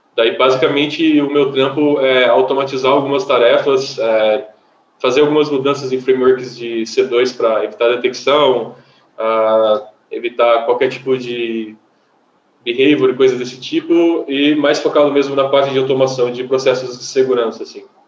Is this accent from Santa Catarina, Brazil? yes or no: no; Batatais, São Paulo, Brazil; moved away; Vim do interior, do interior de São Paulo, e uma curiosidade que como eu vim do interior do interior, lá só tinha PC da Positivo